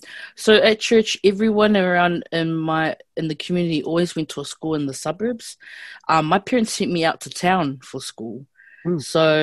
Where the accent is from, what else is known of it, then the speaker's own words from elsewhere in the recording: Porirua, Wellington, New Zealand; moved away as an adult; now in Auckland, New Zealand; Yep, born and raised in Cannons Creek. I was raised AOG.